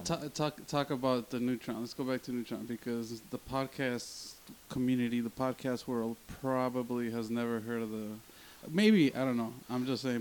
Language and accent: English; Chicago, Illinois, United States; we basically grew up about a block away from each other mm-hmm. in uh, K Town